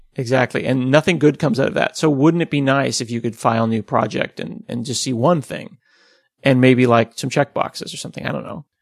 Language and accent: English; United States; we're American